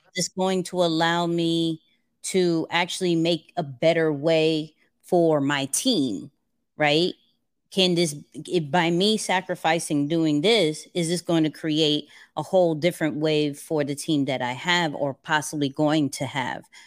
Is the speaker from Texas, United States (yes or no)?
no; New York City, New York, United States; I'm a kid from Queens.